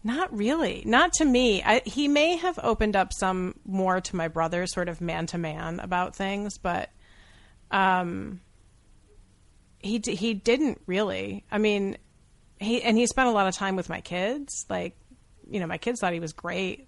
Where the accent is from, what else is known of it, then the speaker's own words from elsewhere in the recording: Syracuse, New York, United States; I'm from Syracuse